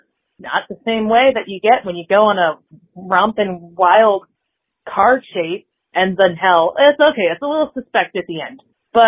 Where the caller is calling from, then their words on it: Washington, District of Columbia, United States; calling from Washington, D.C.